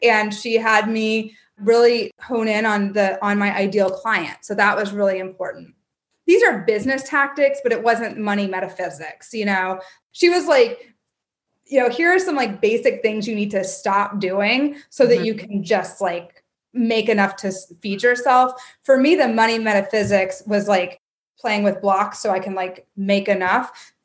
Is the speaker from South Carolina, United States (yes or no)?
no; Kentucky, United States; moved away; also born or lived in New York City; I grew up in Kentucky